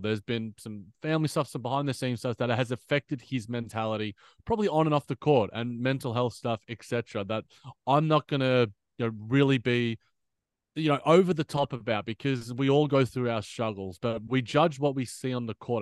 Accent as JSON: {"language": "English", "country": "Australia", "said": "as an Aussie"}